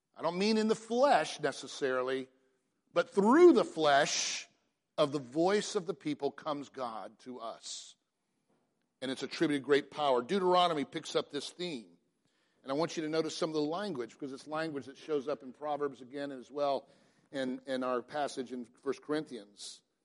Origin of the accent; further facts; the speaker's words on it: Atlanta, Georgia, United States; I grew up in Atlanta in the Buckhead region